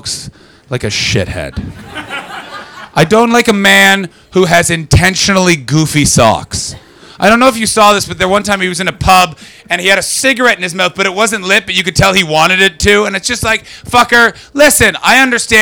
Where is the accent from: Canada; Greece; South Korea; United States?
Canada; moved away as an adult; now in London, United Kingdom; I'm Canadian.